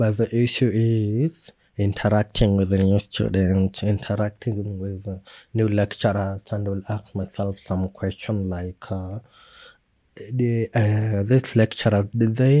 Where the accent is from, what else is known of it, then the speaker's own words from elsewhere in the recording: Kenya; we have as Kenyan